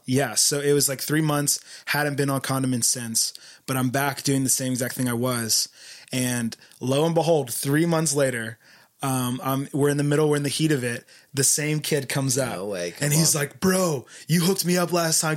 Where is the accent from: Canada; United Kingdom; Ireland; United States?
United States; Philadelphia, Pennsylvania; moved away as an adult; now in Isla Vista, United States; I'm from Philadelphia originally